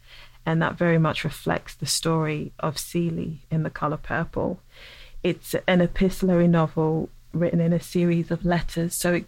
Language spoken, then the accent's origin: English; England, United Kingdom; I had to confront a lot of my own feelings around race as a dark-skinned black woman growing up in England, where that is not the standard of beauty.